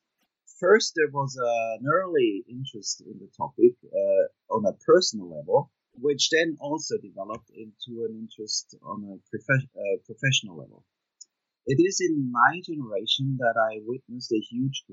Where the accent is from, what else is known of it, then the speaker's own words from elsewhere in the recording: Switzerland; moved away as an adult; also born or lived in Jerusalem / Harvard; I was born and raised in Switzerland in a very modest working class home